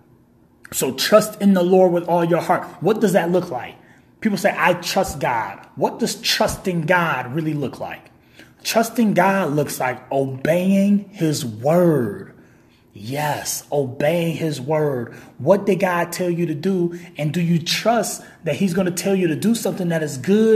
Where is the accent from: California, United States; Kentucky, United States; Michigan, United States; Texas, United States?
Michigan, United States; Kalamazoo; I'm from Kalamazoo, Michigan. I live in Kalamazoo, Michigan.